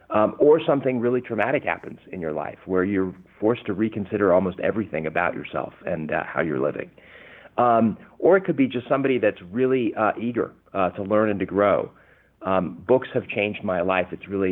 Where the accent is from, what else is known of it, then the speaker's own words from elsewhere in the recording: California, United States; accent: English; also born or lived in London, United Kingdom; I was 8 years old when I came to the U.S. I was born in London, England, and I can tell you, you know, at age 8, having an English accent in Southern California is not very cool.